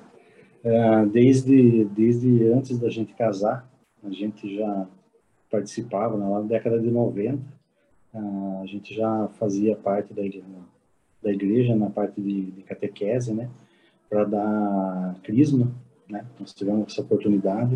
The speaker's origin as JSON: {"language": "Portuguese", "town": "Piracicaba", "region": "São Paulo", "country": "Brazil", "tie": "born or raised there", "moved": "as an adult", "lives_now": "São José dos Campos, Brazil", "said": "Nós somos de Piracicaba, originário de Piracicaba, mas há exatos quase uns, há 10 anos, né, nós estamos morando aqui em São José dos Campos"}